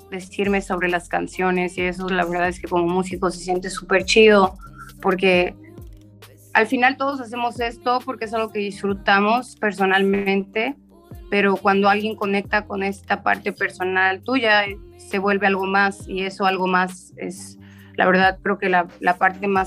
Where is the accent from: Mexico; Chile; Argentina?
Mexico; Chetumal, Quintana Roo; soy chetumaleña, soy del sur de Quintana Roo